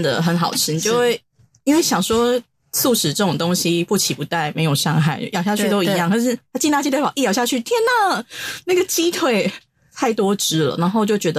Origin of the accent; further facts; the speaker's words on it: Taiwan; 对我台湾人来讲